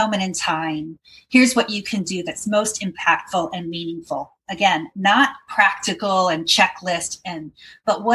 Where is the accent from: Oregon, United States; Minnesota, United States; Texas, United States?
Oregon, United States; Portland; I'm from Portland, Oregon, and I have a company called Caregiven